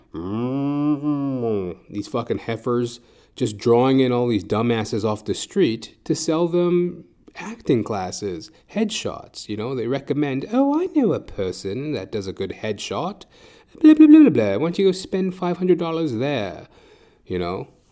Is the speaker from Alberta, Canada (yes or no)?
yes; Edmonton, Alberta, Canada; now in Toronto, Canada; I am originally from Edmonton, Alberta, Canada